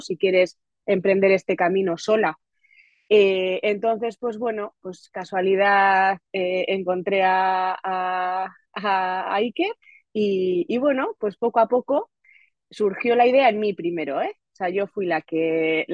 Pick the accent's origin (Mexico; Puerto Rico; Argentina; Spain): Spain; Getxo, Basque Country; now in Otxandio, Spain; yo soy de Guecho, de un pueblo de la costa vizcaína